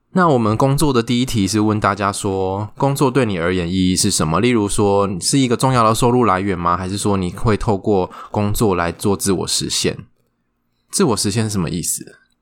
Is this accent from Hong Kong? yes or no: no; Taiwan; 我们台湾人奴性很重